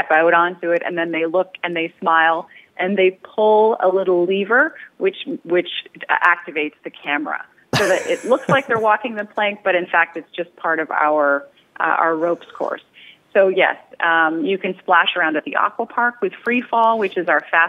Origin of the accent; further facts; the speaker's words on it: Canada; I'm Canadian